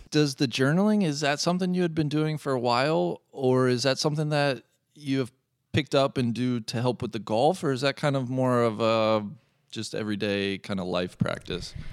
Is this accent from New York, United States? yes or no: no; Cincinnati, Ohio, United States; live in my hometown, Cincinnati, Ohio